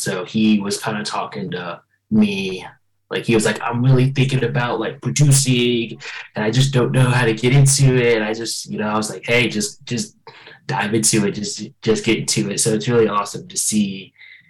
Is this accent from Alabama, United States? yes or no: no; Tallahassee, Florida, United States; originally from Tallahassee, Florida